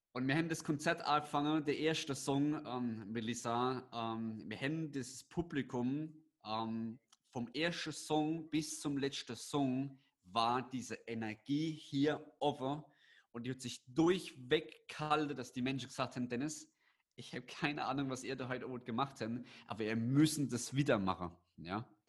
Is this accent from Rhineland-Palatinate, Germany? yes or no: yes; Landau, Rhineland-Palatinate, Germany; in Landau bei uns in der Pfalz